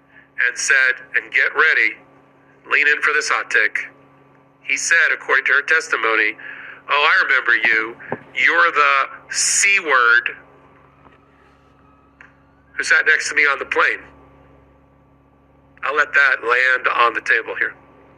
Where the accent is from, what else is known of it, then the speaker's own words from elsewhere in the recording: New York City, New York, United States; okay, as a New Yorker, there's two Bergdorf Goodman department stores.